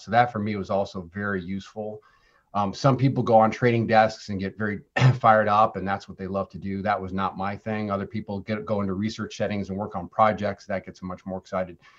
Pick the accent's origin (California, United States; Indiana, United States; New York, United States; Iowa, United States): New York, United States; Ithaca; I grew up in Ithaca, New York, Central New York